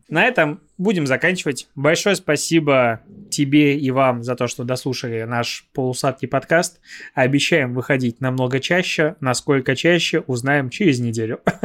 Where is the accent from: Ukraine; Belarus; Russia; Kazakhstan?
Belarus; moved away; я белорус, у меня права белорусские